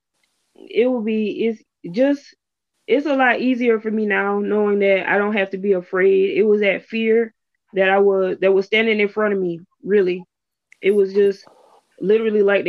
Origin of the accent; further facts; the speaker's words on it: South Carolina, United States; also born or lived in Brooklyn, New York; I'm from Brooklyn, Brooklyn, New York. I was born in Brooklyn in 86, and... I was raised in South Carolina